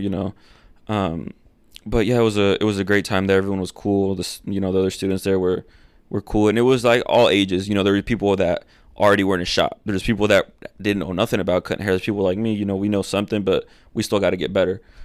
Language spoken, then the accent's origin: English; Akron, Indiana, United States; first language Spanish; English is a second language; also born or lived in Fort Wayne, Indiana; So I'm from Akron, a little town, you know, and then I moved to a huge city in my eyes